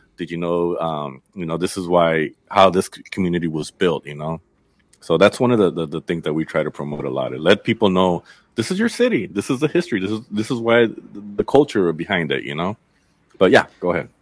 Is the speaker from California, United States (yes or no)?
yes; Inglewood, California, United States; also born or lived in Culver City, California / Zacatecas, Mexico (family origin) / Berkeley, California; I grew up in Inglewood and Culver City back and forth